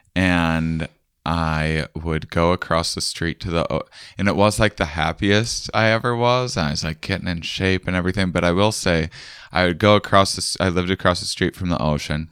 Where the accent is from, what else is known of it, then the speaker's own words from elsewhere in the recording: Wisconsin, United States; moved away; I'm from Wisconsin originally